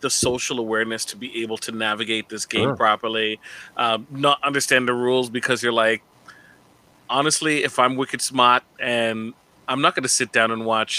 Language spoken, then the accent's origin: English; Jacksonville, Florida, United States; I'm from Florida. I'm from Jacksonville, Florida. Duval!